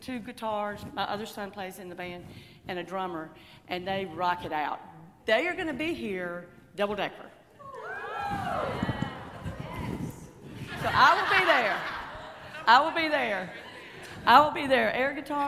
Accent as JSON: {"language": "English", "town": "Jackson", "region": "Mississippi", "country": "United States", "tie": "born or raised there", "said": "I grew up in Jackson and met my husband at Ole Miss"}